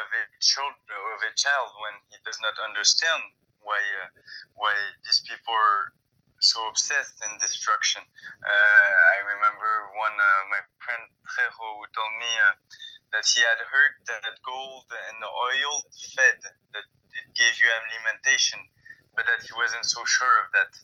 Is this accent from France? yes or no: yes; France; moved away; I'm French, I come from Europe